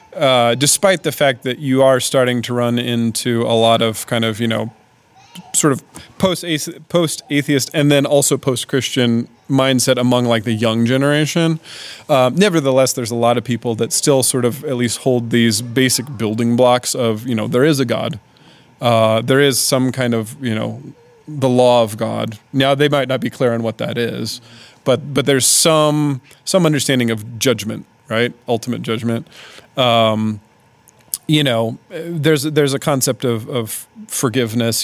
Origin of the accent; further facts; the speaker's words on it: Indianapolis, Indiana, United States; moved away as an adult; now in Svitlovodsk, Ukraine; my basically home city of Indianapolis